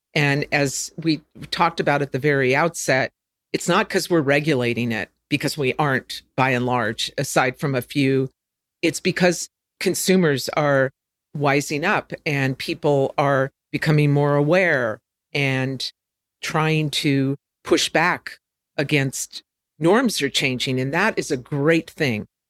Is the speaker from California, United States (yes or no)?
yes; California, United States; growing up in California